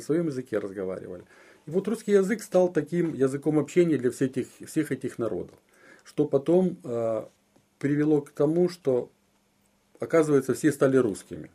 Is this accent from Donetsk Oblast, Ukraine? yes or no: yes; Makiivka, Donetsk Oblast, Ukraine; moved away as an adult; я родился в городе Макеевка